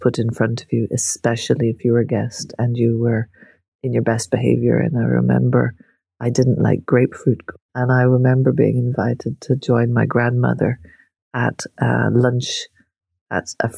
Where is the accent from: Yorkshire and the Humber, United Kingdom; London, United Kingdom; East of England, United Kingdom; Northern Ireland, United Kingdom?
Northern Ireland, United Kingdom; growing up in Northern Ireland